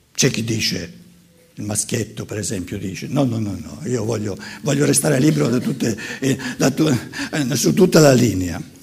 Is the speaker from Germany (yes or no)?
yes; Germany; da buon tedesco